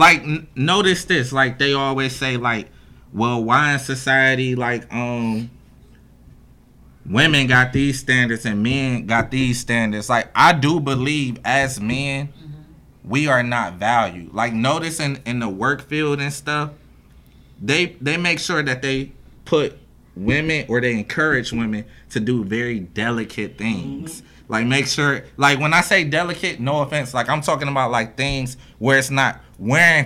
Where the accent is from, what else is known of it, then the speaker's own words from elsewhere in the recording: Cleveland, Ohio, United States; growing up in Cleveland